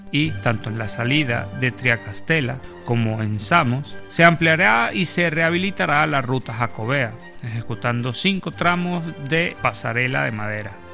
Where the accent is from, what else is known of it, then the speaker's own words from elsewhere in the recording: Venezuela; moved away as an adult; now in Spain; incluso cuando estaba en Venezuela, soy de Venezuela